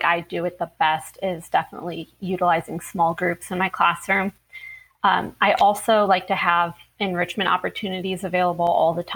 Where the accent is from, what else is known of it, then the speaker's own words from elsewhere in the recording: Ohio, United States; moved away as an adult; also born or lived in Florida; I'm originally from Ohio, but I moved to Florida to begin my teaching career.